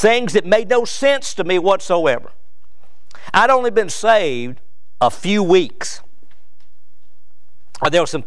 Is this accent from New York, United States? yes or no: no; Danville, Virginia, United States; moved away as an adult; also born or lived in Providence, North Carolina; now in Kentucky, United States; my hometown, which was Danville, Virginia